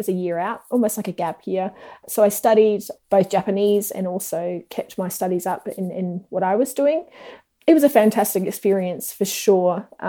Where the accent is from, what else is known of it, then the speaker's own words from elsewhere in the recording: New Zealand; also born or lived in Australia; I was born in New Zealand, started school in Australia, did most of my schooling back in New Zealand, travelled around a lot.